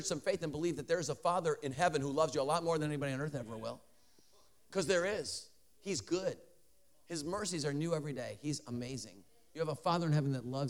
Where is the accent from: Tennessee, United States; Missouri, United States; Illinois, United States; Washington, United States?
Illinois, United States; Chicago; now in Denver, United States; I live in Denver. I'm a Bears fan because I'm from Chicago originally